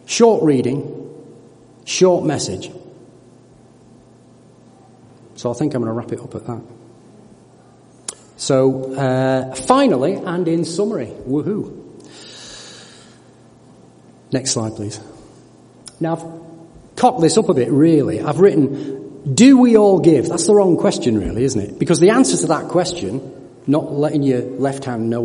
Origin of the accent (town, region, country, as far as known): United Kingdom